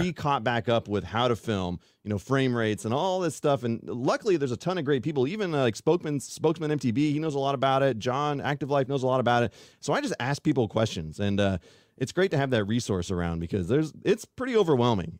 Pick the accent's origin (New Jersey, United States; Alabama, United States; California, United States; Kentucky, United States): California, United States; Fairfield; also born or lived in Colorado; now in Sacramento, United States; I've always lived here in California. I grew up in Fairfield